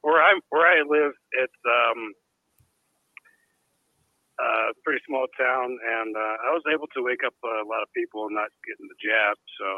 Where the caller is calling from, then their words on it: Colorado, United States; I'm in Colorado.